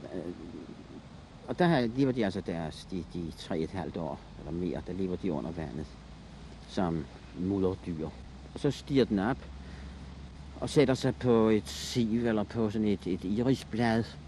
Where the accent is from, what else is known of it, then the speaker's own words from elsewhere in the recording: Copenhagen, Capital Region of Denmark, Denmark; Jeg boede i nærheden af Østre Anlæg